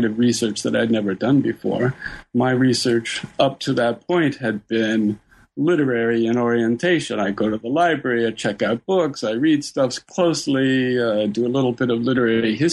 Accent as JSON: {"language": "English", "town": "Toronto", "region": "Ontario", "country": "Canada", "tie": "born or raised there", "said": "I ended up then going to the University of Toronto, where it's my hometown"}